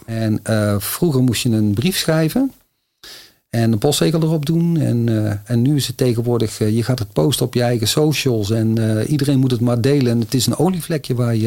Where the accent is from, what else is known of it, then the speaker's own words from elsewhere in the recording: North Brabant, Netherlands; accent: Brabant; ik ben een Brabander, zoals je al kan horen